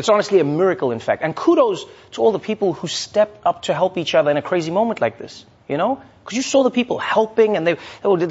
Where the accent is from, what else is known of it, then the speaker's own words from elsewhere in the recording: South Africa; moved away as an adult; now in New York, United States; as a South African